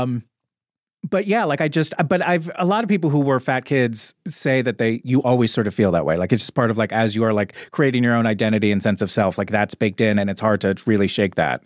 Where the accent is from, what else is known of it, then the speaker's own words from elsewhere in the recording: Little Silver, New Jersey, United States; moved away; I grew up in a small town in New Jersey called Little Silver